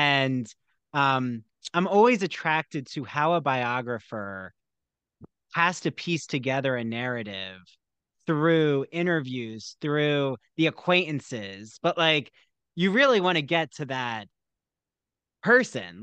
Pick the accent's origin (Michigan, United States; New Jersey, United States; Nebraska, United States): New Jersey, United States; I grew up in South Jersey and right by Philly